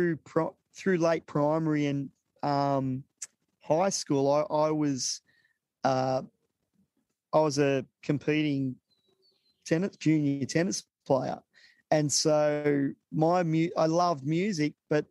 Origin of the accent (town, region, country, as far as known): Sydney, New South Wales, Australia; born or raised there; also born or lived in Vietnam / Avalon